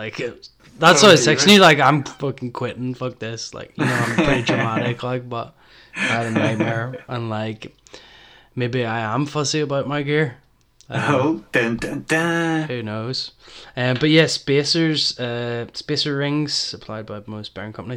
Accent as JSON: {"language": "English", "town": "Belfast", "region": "Northern Ireland", "country": "United Kingdom", "tie": "born or raised there", "said": "growing up in Belfast"}